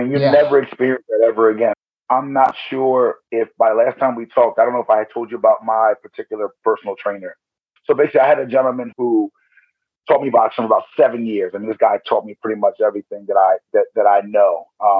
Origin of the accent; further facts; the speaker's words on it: Blue Bell, Pennsylvania, United States; So I grew up in Penland area, which is like outside of Bluebell. That's where I was born.